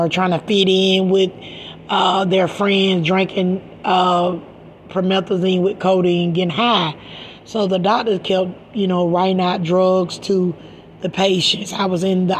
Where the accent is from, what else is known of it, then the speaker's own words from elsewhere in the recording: Macon, Georgia, United States; now in Stockton, United States; I'm from Macon, Georgia, and I moved to this place called Stockton, California